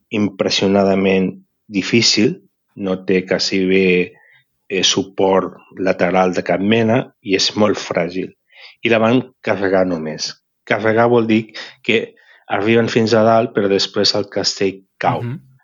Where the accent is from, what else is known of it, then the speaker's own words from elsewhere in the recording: Barcelona, Catalonia, Spain; sóc de Barcelona i de la barriada de Sants. Uh mhm. -huh. M'he criat aquí tota la vida